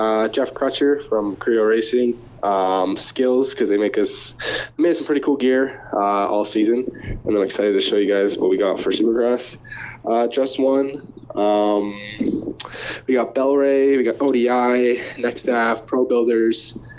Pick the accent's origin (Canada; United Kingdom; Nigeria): Canada; I don't really know who is all doing the East as a Canadian.